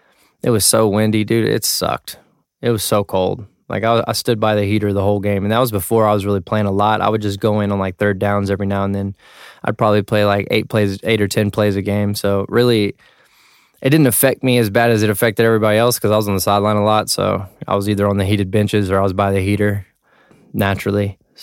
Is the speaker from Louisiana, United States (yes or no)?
no; Texas, United States; You know, I'm from Texas, so we really don't mess with the snow like that.